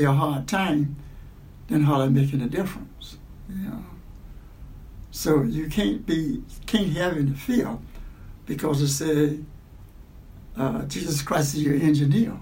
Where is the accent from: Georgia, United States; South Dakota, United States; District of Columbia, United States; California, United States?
Georgia, United States; Columbus; moved away as an adult; also born or lived in Alabama; now in Cleveland, United States; I went to Columbus, Georgia, and I was raised up in Columbus, Georgia, went through up and through high school.